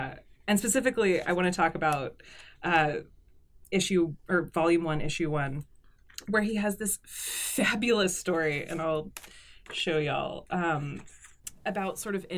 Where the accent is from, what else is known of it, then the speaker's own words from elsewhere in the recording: Nashville area, Tennessee, United States; moved away as an adult; now in Dundee, United Kingdom; Well, so I'm a small town girl. I'm from Nashville, but I grew up in the country.